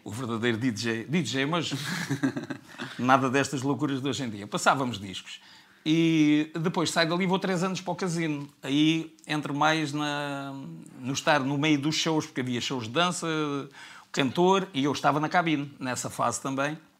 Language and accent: Portuguese; Faro, Algarve, Portugal; also born or lived in Serra da Estrela; nasci em Faro